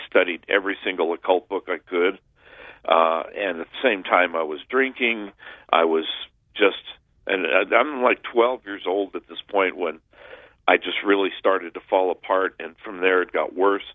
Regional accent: Southern California, United States; I grew up in Southern California during the 60s

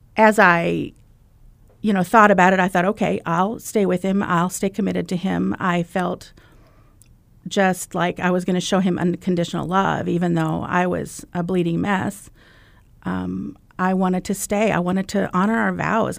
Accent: Iowa, United States; I'm from Iowa

